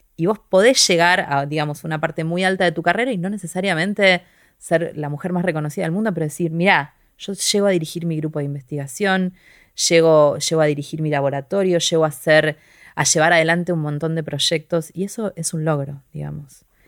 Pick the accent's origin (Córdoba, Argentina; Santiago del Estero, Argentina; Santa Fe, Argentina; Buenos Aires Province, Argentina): Buenos Aires Province, Argentina; Quilmes; yo soy de Quilmes